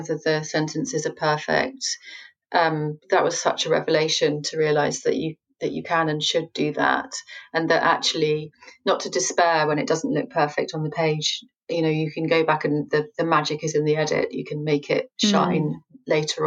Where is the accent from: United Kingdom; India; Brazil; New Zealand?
United Kingdom; I'm British